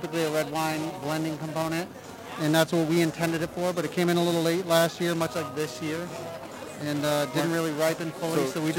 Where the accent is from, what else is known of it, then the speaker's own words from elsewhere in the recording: East Coast, United States; I'm from the East Coast, so real recognize real, yo